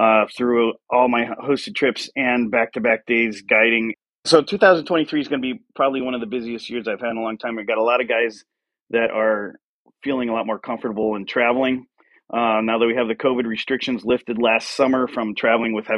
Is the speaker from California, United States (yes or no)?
no; Venice, Florida, United States; I grew up in Florida, and on the west coast of Florida in Venice, which is a little south of Tampa